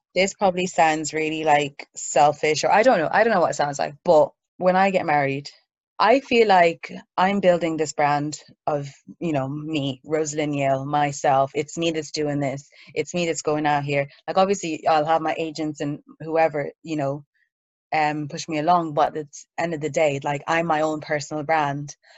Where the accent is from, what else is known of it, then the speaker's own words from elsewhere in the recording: Ireland; moved away as an adult; also born or lived in Nigeria; now in London, United Kingdom; So I was born in Nigeria. I moved to Ireland um, at a young age, so that's where I grew up